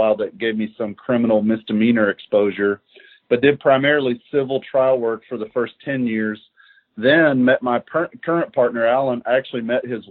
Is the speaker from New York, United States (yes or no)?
no; Shelbyville, Kentucky, United States; moved away as an adult; also born or lived in Cincinnati / Lexington; I'm from Shelbyville originally. We've lived back in Shelbyville since 05 after being out of town for a while